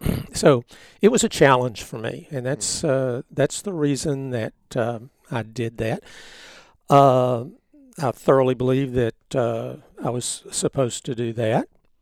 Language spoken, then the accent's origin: English; Grand Saline, Texas, United States; Yes, yes. Uh-huh. And, you know, most of the folks my age that were born here in Van Zandt County were born in Grand Saline at that hospital. That was my original home out there.